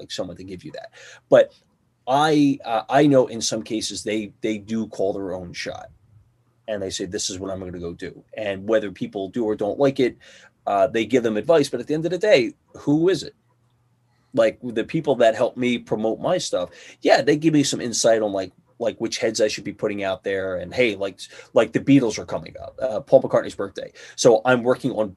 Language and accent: English; Philadelphia, Pennsylvania, United States; I'm from Philly. And what do I know about coming from Philly?